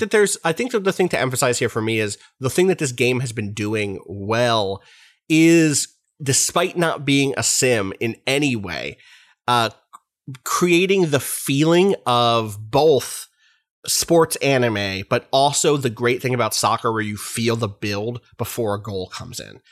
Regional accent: United States; me as an American

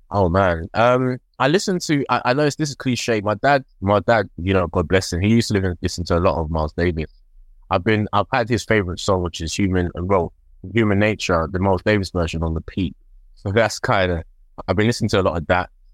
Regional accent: London, United Kingdom; I grew up in Tottenham

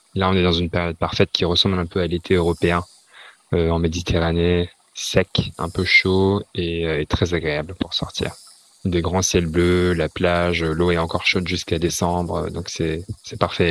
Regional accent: France; moved away as an adult; also born or lived in London / Beijing; now in Hong Kong; je suis français

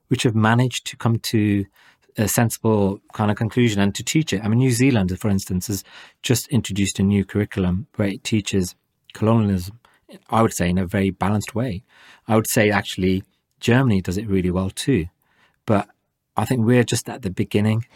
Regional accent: Wolverhampton, West Midlands, United Kingdom; In Wolverhampton, my hometown

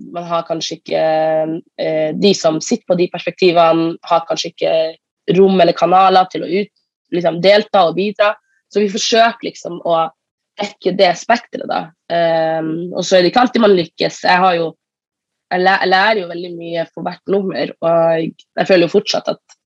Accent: Northern Norway, Norway; som nordlending

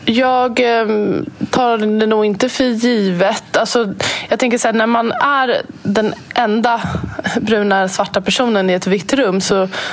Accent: Sweden; jag är född och uppvuxen här i Sverige

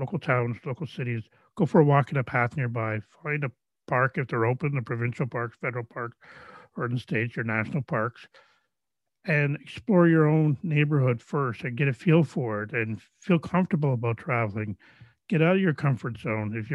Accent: Canada; where I grew up here in Canada

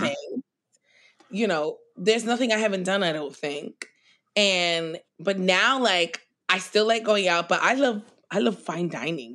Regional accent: New York City, New York, United States; I grew up in Queens

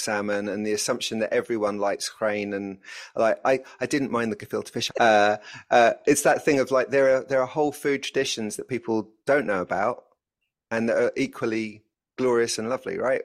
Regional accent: London, United Kingdom; as a North Londoner

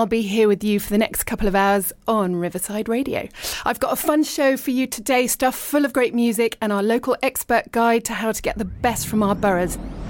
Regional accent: Richmond, London, United Kingdom; moved away as an adult; also born or lived in East Sheen; I was born in Richmond and I lived and worked in London, but then I moved abroad for ages. I'm now back in the UK and I live in East Sheen.

